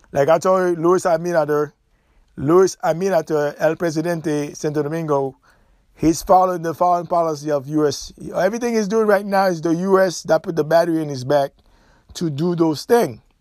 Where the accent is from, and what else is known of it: Haiti